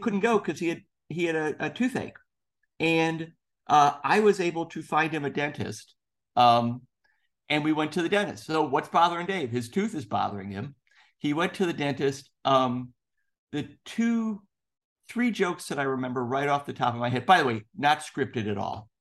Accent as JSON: {"language": "English", "town": "Chicago", "region": "Illinois", "country": "United States", "tie": "born or raised there", "also_born_or_lived": "Indiana", "moved": "as an adult", "said": "I grew up in Chicago. I went to school in Indiana"}